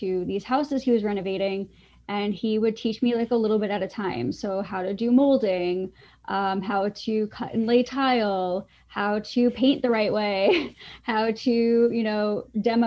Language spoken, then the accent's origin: English; Long Island, New York, United States; I grew up on Long Island